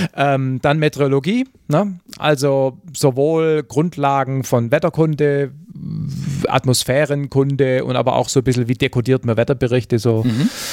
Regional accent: Southern Germany, Germany; wie es bei uns im Süden heißt

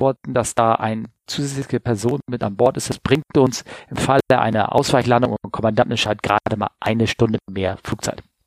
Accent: Hamburg, Germany; meiner Heimat Hamburg

